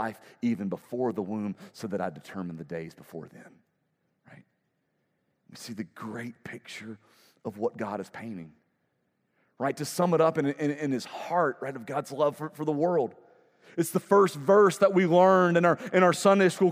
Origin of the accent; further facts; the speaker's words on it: United States; I, as an American